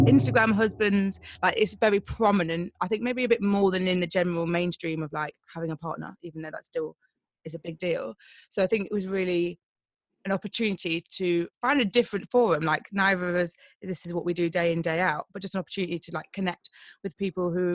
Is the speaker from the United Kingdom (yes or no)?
yes; Nottingham, East Midlands, United Kingdom; moved away as an adult; now in London, United Kingdom; I'm originally from Nottingham, so I grew up in Nottingham and I moved to London nearly 10 years ago